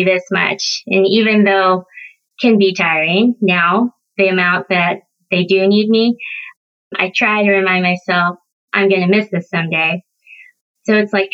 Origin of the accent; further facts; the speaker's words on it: Kansas City, United States; also born or lived in South Korea; now in Pacific Northwest, United States; I grew up in the Midwest in the Kansas City area